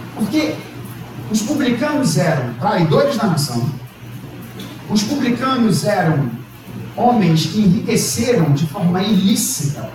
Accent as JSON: {"language": "Portuguese", "country": "Brazil", "said": "Nós somos brasileiros"}